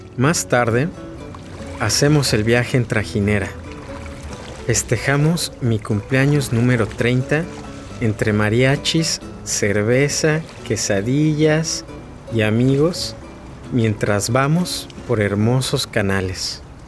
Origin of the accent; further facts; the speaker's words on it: Mexico City, Mexico; soy de Xochimilco, un barrio en el sur de la Ciudad de México